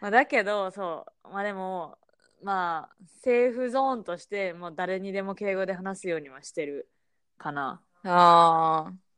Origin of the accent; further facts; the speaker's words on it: Japan; moved away as an adult; now in United States; 私は、まあ、もちろん日本で育ったわけだけど